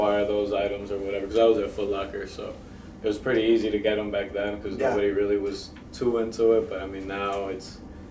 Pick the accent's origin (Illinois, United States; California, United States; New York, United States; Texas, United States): Illinois, United States; West Chicago; also born or lived in Michoacán, Mexico / Aurora, Illinois; I'm from Mexico. My whole family was. I came over here when I was 3, and then we've been chilling in West Chicago for a little bit, and then we moved out to Aurora